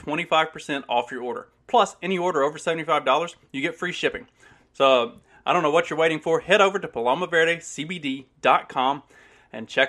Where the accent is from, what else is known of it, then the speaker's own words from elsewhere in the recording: Kentucky, United States; moved away; I'm originally from Kentucky